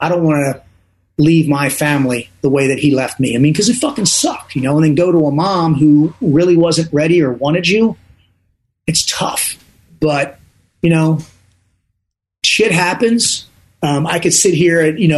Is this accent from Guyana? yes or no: no; Dundalk, Maryland, United States; also born or lived in Owings Mills, Maryland; I'm from Dundalk, Maryland, not a good part of town